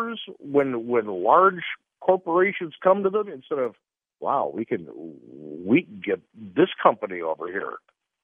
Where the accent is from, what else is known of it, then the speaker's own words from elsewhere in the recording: Chicago, Illinois, United States; I'm from Chicago.